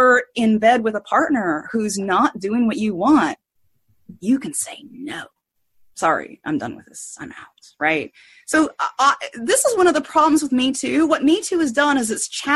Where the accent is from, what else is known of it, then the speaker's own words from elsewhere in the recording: United States; So I grew up in redneck America, probably 50 years behind the rest of the country.